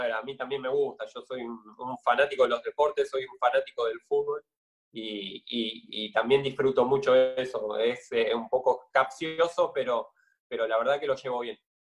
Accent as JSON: {"language": "Spanish", "town": "Merlo", "region": "Buenos Aires Province", "country": "Argentina", "also_born_or_lived": "Castelar", "moved": "as an adult", "lives_now": "Rosario, Argentina", "said": "yo soy de Merlo, me mudé a Castelar"}